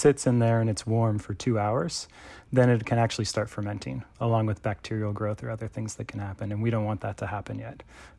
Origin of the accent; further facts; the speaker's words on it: California, United States; Quick background on me, born and raised in California where I currently live and make wine.